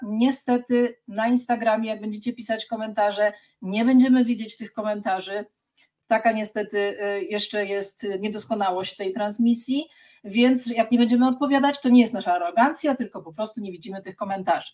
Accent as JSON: {"language": "Polish", "town": "Sierpc", "region": "Masovian Voivodeship", "country": "Poland", "also_born_or_lived": "Gdańsk", "moved": "yes", "lives_now": "Warsaw, Poland", "said": "Ja jestem z sierpca koło Płocka"}